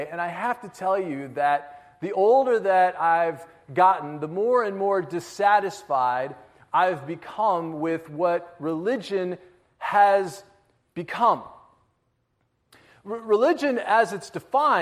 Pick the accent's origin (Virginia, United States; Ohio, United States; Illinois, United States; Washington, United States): Illinois, United States; Harvey; I was born in the nursery of Central Christian Church at Harvey, Illinois. I was raised in the Sunday school